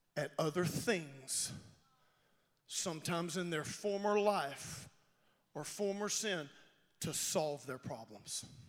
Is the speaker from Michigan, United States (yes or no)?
no; Louisiana, United States; I'm from Louisiana.